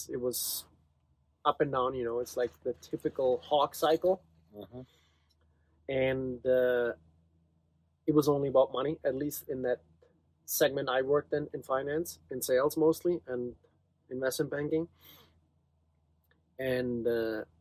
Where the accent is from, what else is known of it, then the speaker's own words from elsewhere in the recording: Germany; moved away as an adult; also born or lived in Virginia / New York City; now in Utah, United States; I grew up in Germany. I came to the States 26 years ago to go to graduate school